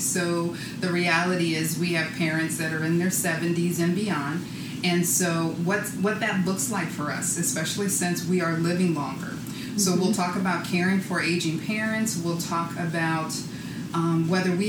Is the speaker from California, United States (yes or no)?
yes; San Francisco, California, United States; now in Philadelphia, United States; I'm originally from San Francisco, but I definitely consider myself both a San Francisco and a Philly girl.